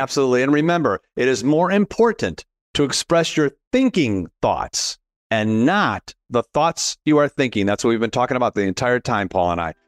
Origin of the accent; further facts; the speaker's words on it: Chicago, Illinois, United States; I'm from Chicago